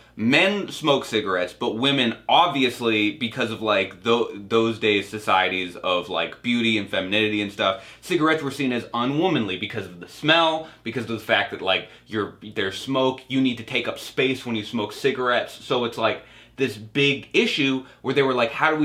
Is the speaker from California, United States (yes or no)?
no; Cape Cod, Massachusetts, United States; my hometown in Cape Cod